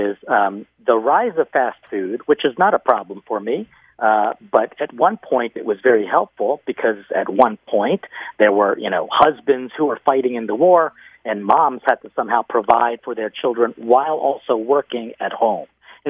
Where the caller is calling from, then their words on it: Mexico; I am here from Mexico.